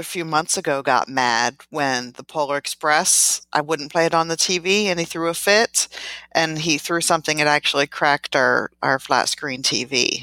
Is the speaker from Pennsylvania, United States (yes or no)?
yes; outside of Philadelphia, Pennsylvania, United States; moved away; I was born and raised in Pennsylvania, outside of, of Philadelphia